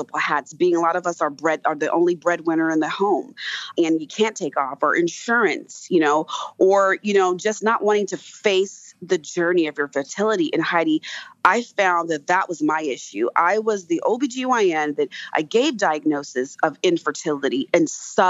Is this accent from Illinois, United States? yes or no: no; California, United States; moved away; also born or lived in East Coast; California is originally where I'm from